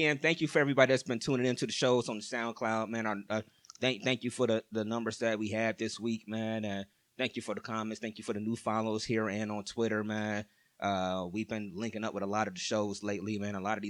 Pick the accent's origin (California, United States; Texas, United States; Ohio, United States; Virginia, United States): Ohio, United States; we're from Ohio